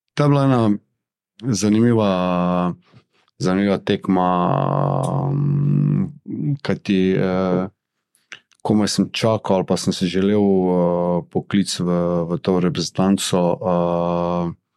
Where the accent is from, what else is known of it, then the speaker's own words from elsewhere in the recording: Maribor, Drava, Slovenia; sem jaz iz Maribora.